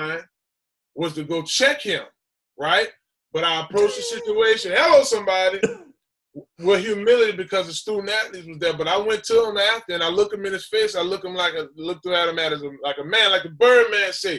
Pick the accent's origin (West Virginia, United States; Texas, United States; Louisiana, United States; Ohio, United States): Louisiana, United States; New Orleans; I come from New Orleans, But I was raised in a different community.